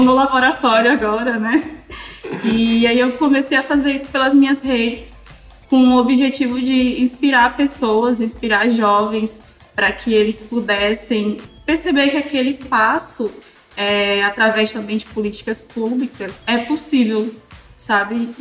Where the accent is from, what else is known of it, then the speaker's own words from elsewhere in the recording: Maranhão, Brazil; moved away; also born or lived in Santa Catarina; do Maranhão, que é de onde eu nasci